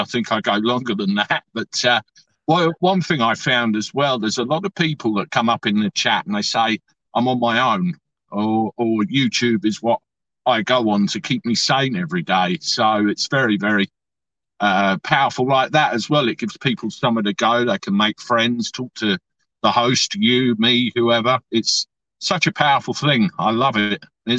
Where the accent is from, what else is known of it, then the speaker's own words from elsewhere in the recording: New York, United States; accent: New York; My New York accent isn't that much better either. New York.